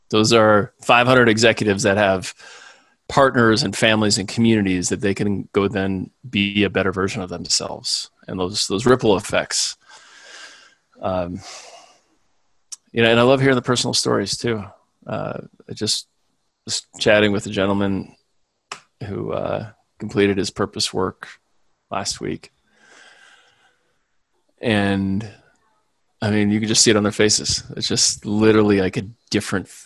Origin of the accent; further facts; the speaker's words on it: Midwest, United States; growing up in the Midwest, I was taught that if you worked hard and you married your high school sweetheart and you moved to suburbs and made some more babies and then died in Florida